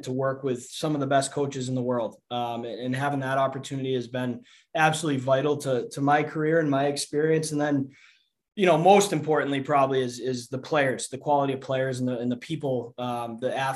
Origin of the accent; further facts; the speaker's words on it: Assonet, Massachusetts, United States; moved away as an adult; also born or lived in Youngstown, Ohio; I'm from Assonet, Massachusetts. So it's a little town about 35, 40 minutes south of Boston. You know, I played growing up a little bit there